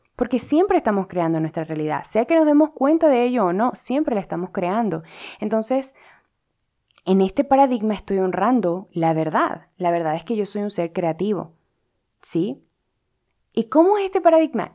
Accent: Venezuela; yo como venezolana

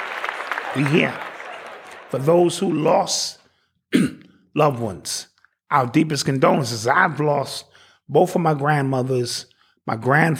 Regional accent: Orangeburg, South Carolina, United States; Orangeburg, that's my hometown.

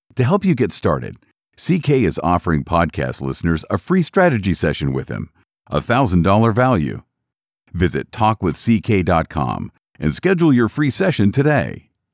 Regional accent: Glasgow, Scotland, United Kingdom; I grew up in Glasgow, Scotland

